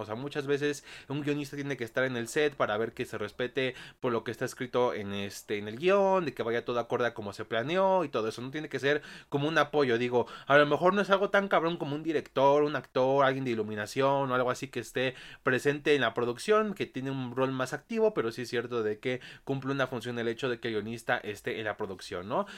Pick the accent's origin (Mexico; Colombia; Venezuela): Mexico; aquí en mi país, México